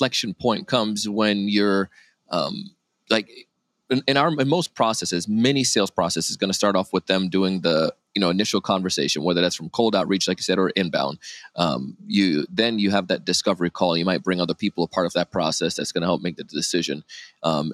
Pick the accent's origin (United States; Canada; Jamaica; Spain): Jamaica; moved away; I grew up in Jamaica as a kid